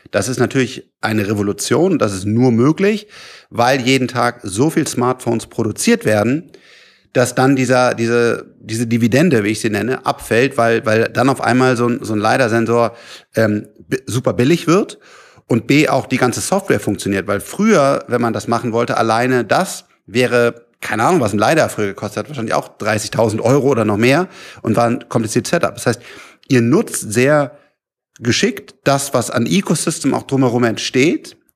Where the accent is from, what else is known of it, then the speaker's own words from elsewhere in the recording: Rhineland, Germany; ich bin ja Rheinländer, das Rheinland ist auch schön